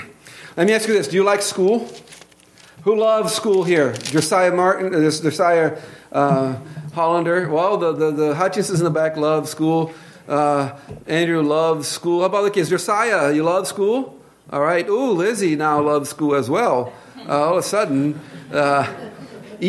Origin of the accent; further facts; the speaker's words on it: Brazil; accent: Brazilian English; English is a second language; moved away; my Brazilian English accent